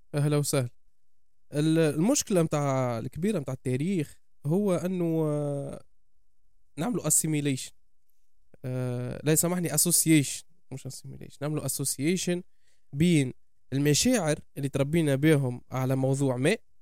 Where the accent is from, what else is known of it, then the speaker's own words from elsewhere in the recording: Tunisia; انتمي لتونس